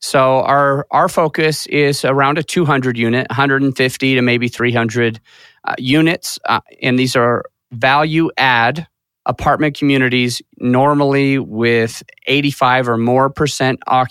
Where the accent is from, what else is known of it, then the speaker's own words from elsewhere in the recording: Utah, United States; moved away as an adult; now in Colorado, United States; I started growing up in Utah for several years